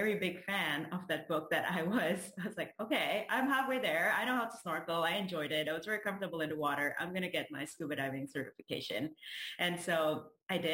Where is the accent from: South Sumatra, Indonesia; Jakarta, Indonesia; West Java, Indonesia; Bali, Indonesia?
Jakarta, Indonesia; moved away as an adult; also born or lived in Rhode Island, United States; now in United States; I grew up in Jakarta. It's the capital city of Indonesia